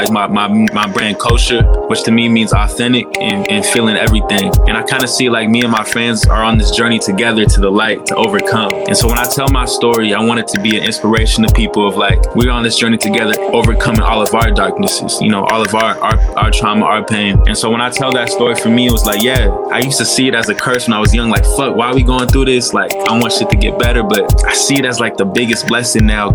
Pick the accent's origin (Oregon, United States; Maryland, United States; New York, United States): Oregon, United States; Portland; also born or lived in Vallejo, California; I'm from Portland, Oregon. I was born in Vallejo, California, but I moved to Portland, Oregon when I was 5 years old